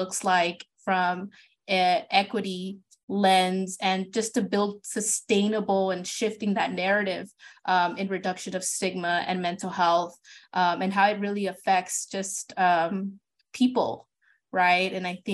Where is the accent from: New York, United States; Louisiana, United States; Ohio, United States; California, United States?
California, United States; Ventura County; I'm from Ventura County